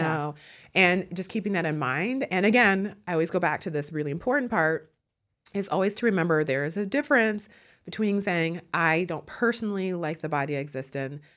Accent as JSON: {"language": "English", "town": "Milwaukee", "region": "Wisconsin", "country": "United States", "moved": "yes", "lives_now": "Brooklyn, United States", "said": "I'm from Milwaukee, Wisconsin"}